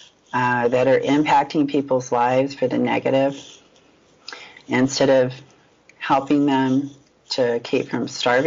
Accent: United States; being an American

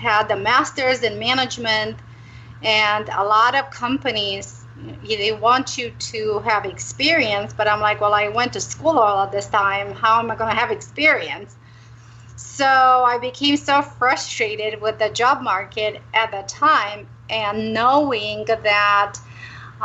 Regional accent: Romania; now in Arizona, United States; I'm originally from Romania

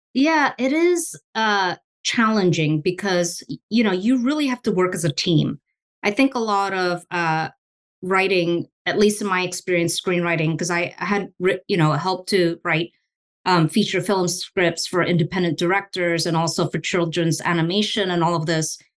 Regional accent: Singapore; moved away as an adult; also born or lived in Indonesia; now in United States; I was born in Indonesia and I grew up in Singapore.

